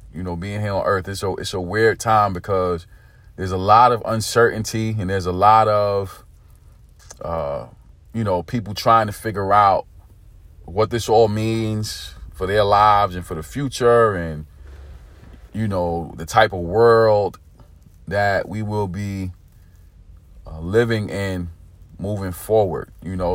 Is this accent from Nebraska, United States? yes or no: no; New York City, New York, United States; also born or lived in California / Texas; I'm from New York City, born and raised